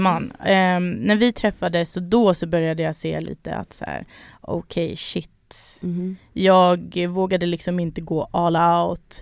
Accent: Sweden; Jag är född här

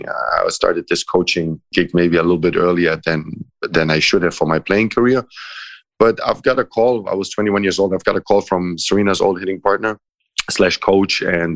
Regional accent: Croatia; English is a second language; also born or lived in Italy / Germany; like maybe because I'm half a gypsy myself and I grew up a little bit in Croatia. I spent some time growing up in Italy. I spent some time growing up in Germany.

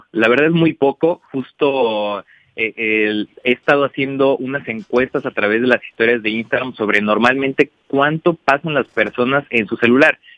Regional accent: Irapuato, Guanajuato, Mexico; Irapuato, Guanajuato, que es la ciudad de donde vengo y que estoy orgulloso de donde, de donde salimos todos.

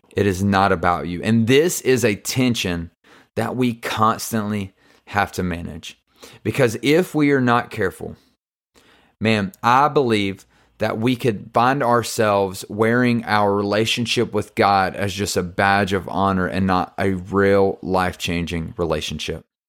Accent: the South, United States; I'm from the South

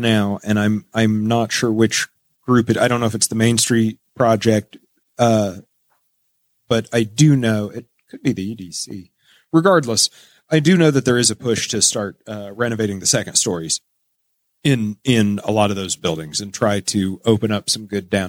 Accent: New Castle, Indiana, United States; I grew up in Newcastle

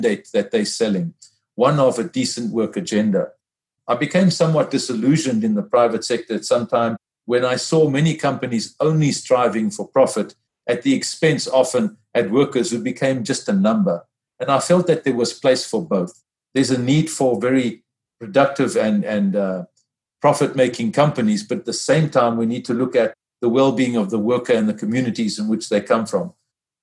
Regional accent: South Africa; my home country, South Africa

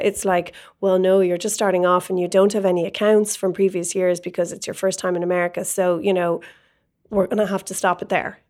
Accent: Ireland; moved away as an adult; now in San Francisco, United States; being Irish, you have a lot of Irish contacts

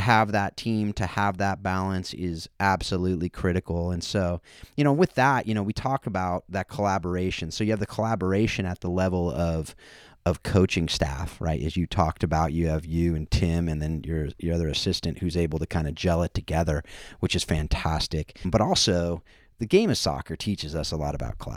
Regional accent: Southern California, United States; I grew up in Southern California, but I'm not really a surfer boy.

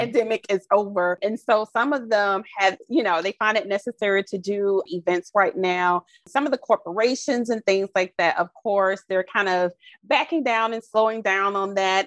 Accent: Albany, Georgia, United States; now in Orlando, United States; I'm from Albany, Georgia, mm-hmm. originally. So it's Southwest Georgia

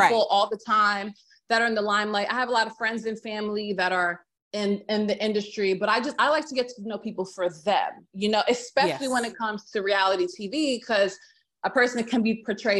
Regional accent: New Jersey, United States; moved away as an adult; now in Virginia, United States; I grew up in Jersey

